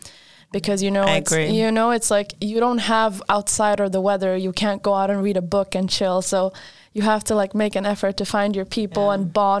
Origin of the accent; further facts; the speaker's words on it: Skåne, Sweden; moved away as an adult; now in Linköping, Sweden; I come from Skåne. And Skåne is down south. For those of you who don't know, near like Malmö, Helsingborg.